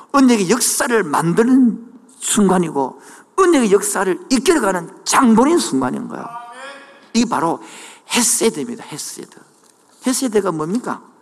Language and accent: Korean; Changwon, South Gyeongsang, South Korea; moved away; 그 고향이 창원의 마금산 온천이 있는 동네인데